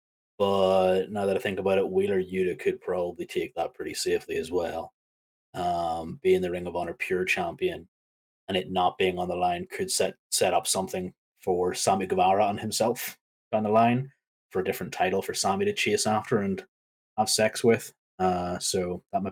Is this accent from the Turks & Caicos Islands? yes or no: no; United Kingdom; my home country